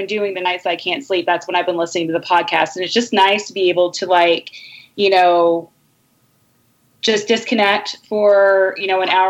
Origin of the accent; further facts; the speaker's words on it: Kentucky, United States; I grew up in Kentucky, so it was a word that I heard a lot